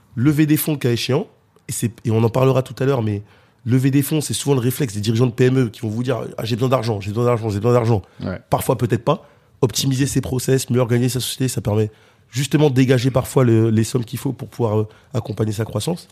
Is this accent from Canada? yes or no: no; Cergy, Île-de-France, France; je suis né euh, à Sergy, dans le 95 dans le Val d'Oise